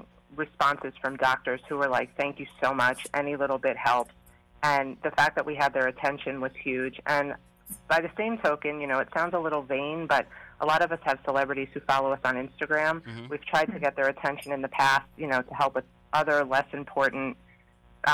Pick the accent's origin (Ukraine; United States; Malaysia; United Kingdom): United States; Long Island, New York; moved away as an adult; also born or lived in Rockville Centre, New York; now in Miami, United States; By way of Long Island. I grew up on Long Island.